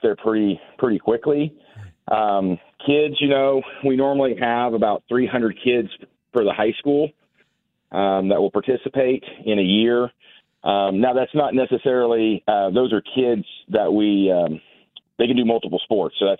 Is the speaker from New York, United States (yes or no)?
no; Argonia, Kansas, United States; also born or lived in Wichita, Kansas; Grew up in a small town called Argonia, Kansas